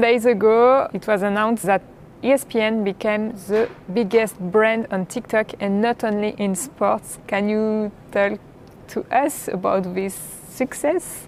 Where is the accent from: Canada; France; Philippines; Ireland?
France; accent: French; English is a second language; As you can hear from my accent, I'm French.